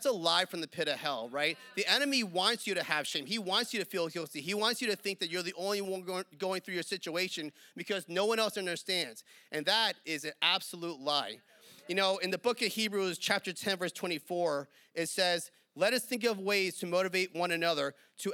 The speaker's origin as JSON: {"language": "English", "region": "New York", "country": "United States", "moved": "yes", "said": "I'm from New York"}